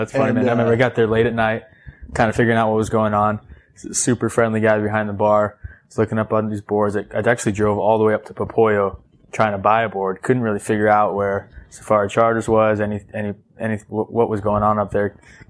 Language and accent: English; Northern California, United States; moved away as an adult; also born or lived in Nicaragua; now in Newport Beach, United States; I grew up in Northern California